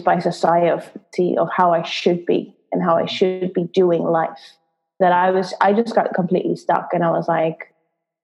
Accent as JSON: {"language": "English", "country": "Netherlands", "tie": "born or raised there", "also_born_or_lived": "London", "moved": "as an adult", "said": "I'm originally from the Netherlands, Holland."}